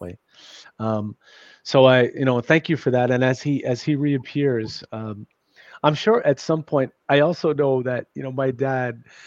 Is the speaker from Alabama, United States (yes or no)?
no; New York City, New York, United States; I grew up in New York City